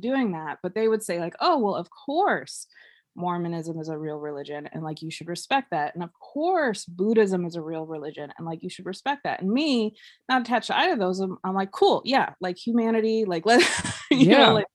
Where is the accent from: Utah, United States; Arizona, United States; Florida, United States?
Arizona, United States; Mesa; I grew up in Mesa, Arizona